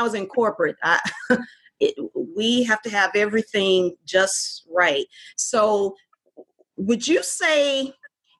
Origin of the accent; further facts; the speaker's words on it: Fort Worth, Texas, United States; moved away as an adult; now in Houston, United States; my hometown of Fort Worth